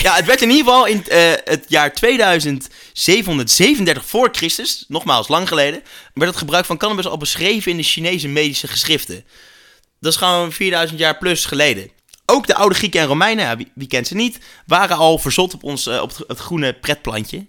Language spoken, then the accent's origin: Dutch; Netherlands; als Nederlander